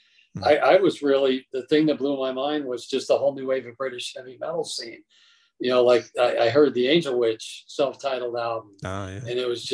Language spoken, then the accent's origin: English; Colorado Springs, Colorado, United States; my hometown of Colorado Springs